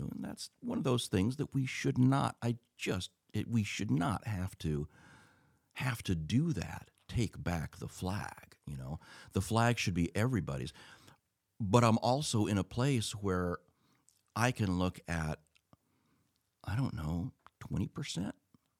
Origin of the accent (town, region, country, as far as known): United States